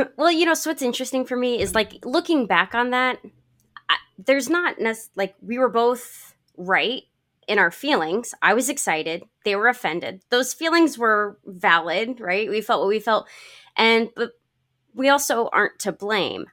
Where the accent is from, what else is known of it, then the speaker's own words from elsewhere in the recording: Connecticut, United States; moved away; I grew up in Connecticut